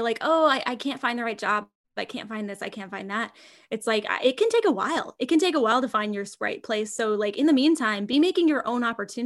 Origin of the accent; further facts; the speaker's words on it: California, United States; We're from California.